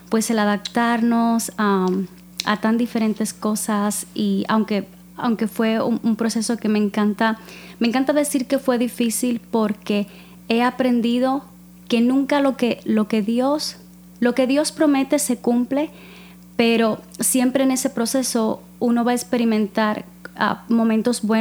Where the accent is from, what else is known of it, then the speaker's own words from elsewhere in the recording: Cuba; now in United States; nosotras somos cubanas. Ah, okay. Sí, nacidas en Cuba, em, cristianas desde muy niñas.